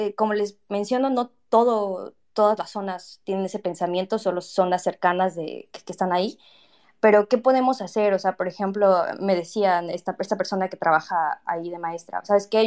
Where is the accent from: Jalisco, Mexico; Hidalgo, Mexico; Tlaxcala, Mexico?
Tlaxcala, Mexico; Yo soy de Tlaxcala, este, y es muy triste que pues no se dé a conocer el estado donde nací